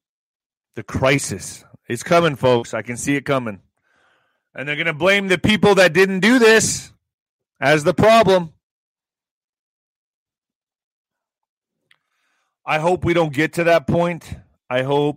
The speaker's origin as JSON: {"language": "English", "town": "El Paso", "region": "Texas", "country": "United States", "tie": "born or raised there", "said": "El Paso, my hometown"}